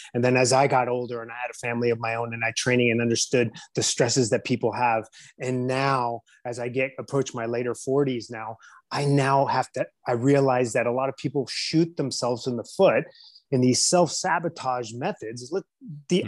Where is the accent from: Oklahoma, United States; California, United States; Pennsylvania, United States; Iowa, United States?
California, United States; San Diego; I was born and raised in San Diego, California